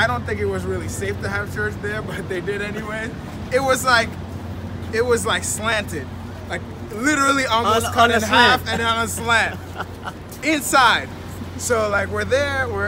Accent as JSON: {"language": "English", "country": "Haiti", "moved": "yes", "said": "I come from an immigrant background. I'm originally from Haiti"}